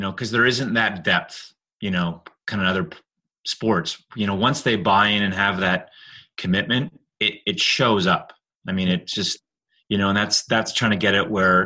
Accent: Calgary, Alberta, Canada; moved away as an adult; also born or lived in Cincinnati; now in Buffalo, United States; I grew up in Calgary

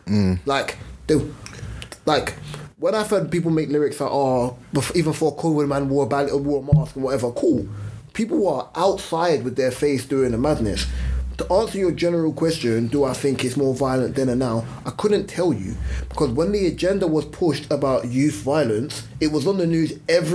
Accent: London, United Kingdom; where I grew up in Streatham

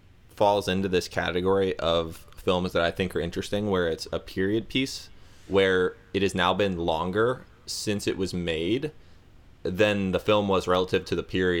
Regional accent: Florida, United States; now in Chicago, United States; But I'm from Florida

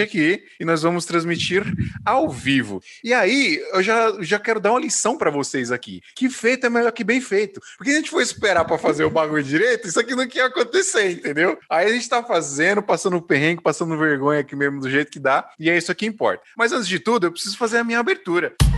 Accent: Paraíba, Brazil; moved away; eu não sou de João Pessoa, mas eu sou da Paraíba também. Para quem não sabe, eu sou paraibaninho

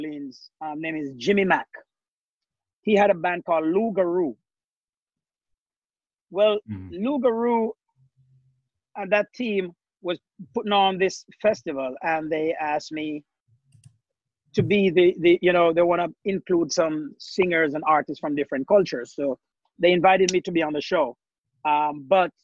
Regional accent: Jamaica; now in Norwalk, United States; we growing up in Jamaica

